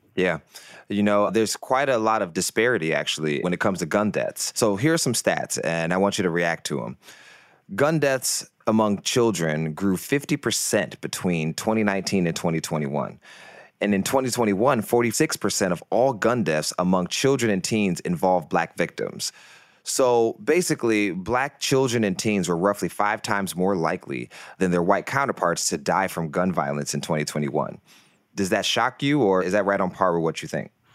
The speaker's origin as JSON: {"language": "English", "town": "Detroit", "region": "Michigan", "country": "United States", "tie": "born or raised there", "said": "I'm from Detroit, actually, uh, from the east side of Detroit"}